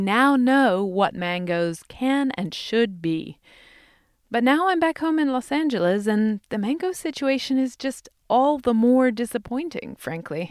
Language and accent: English; England, United Kingdom; now in United States; I grew up in England